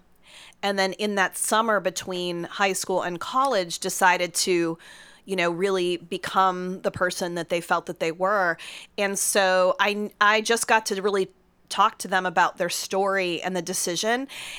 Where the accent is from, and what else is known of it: Pittsburgh, Pennsylvania, United States; born or raised there; moved away